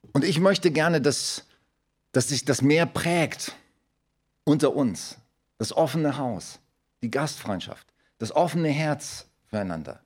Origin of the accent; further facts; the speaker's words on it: Germany; wir als Deutsche